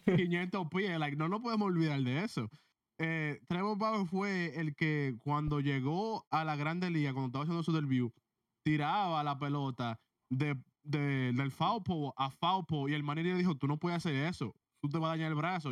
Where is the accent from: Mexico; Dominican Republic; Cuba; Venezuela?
Dominican Republic; yo soy dominicano